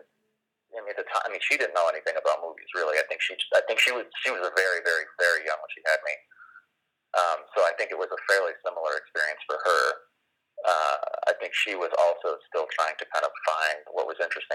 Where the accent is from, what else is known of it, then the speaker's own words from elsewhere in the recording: Los Angeles, California, United States; I grew up in Los Angeles in the Valley